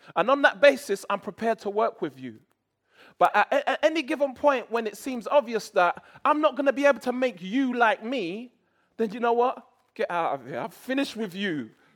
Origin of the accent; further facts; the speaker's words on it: England, United Kingdom; I went there as an Englishman